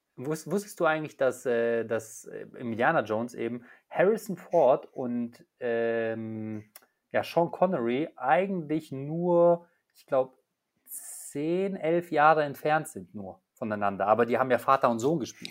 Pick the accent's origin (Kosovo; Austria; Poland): Poland; moved away; Ich komme ja gebürtig aus Polen